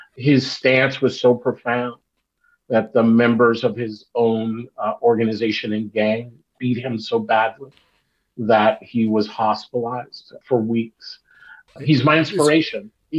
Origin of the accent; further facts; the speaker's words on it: Long Beach, California, United States; And this is an important part of the story of growing up in Los Angeles and in particular Long Beach.